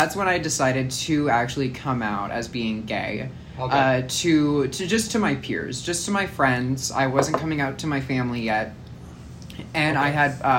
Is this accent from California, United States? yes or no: yes; Huntington Beach, California, United States; I went to middle school in Huntington.